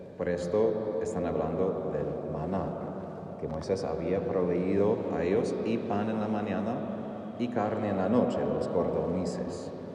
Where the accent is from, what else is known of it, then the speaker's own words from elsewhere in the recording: Texas, United States; Soy de Texas, mis vecinos al lado izquierdo eran muchas vacas y toros